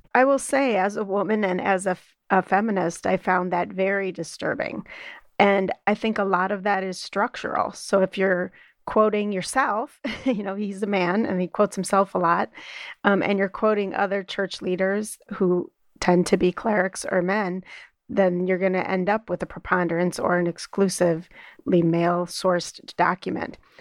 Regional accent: Midwest, United States; as a Midwesterner

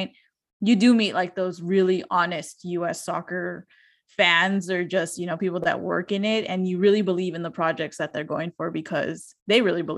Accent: Hawthorne, California, United States; I grew up in Hawthorne, which is kind of close to the airport

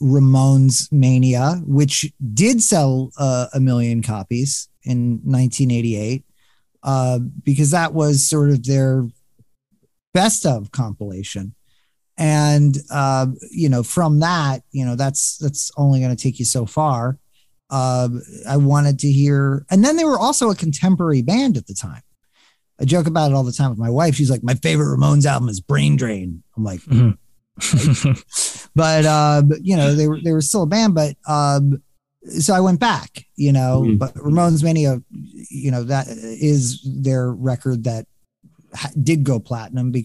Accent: New York City, New York, United States; also born or lived in Philadelphia; I grew up simultaneously in Philadelphia and New York City.

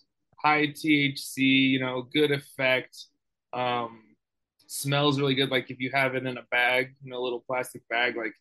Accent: Boulder, Colorado, United States; I grew up in Boulder, Colorado

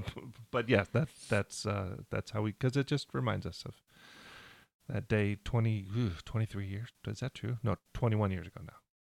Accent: Riverview, Michigan, United States; we're both from Michigan

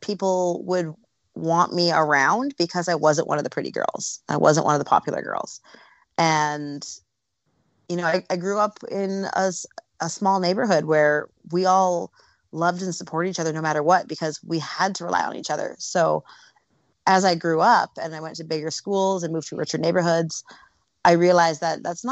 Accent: Canada; moved away as an adult; now in Los Angeles, United States; Growing up in Canada was amazing. I'm a West Coast girl, always have been.

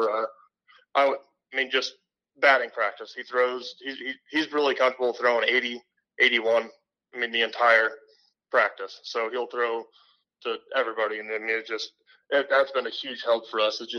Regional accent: Sheridan, United States; I grew up playing in Sheraton

